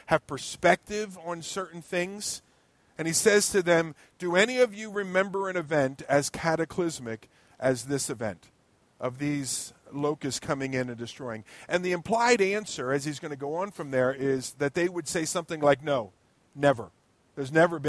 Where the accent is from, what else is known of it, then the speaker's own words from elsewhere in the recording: United States; also born or lived in Ewing, New Jersey; as an American, and maybe a naive American that I happen to be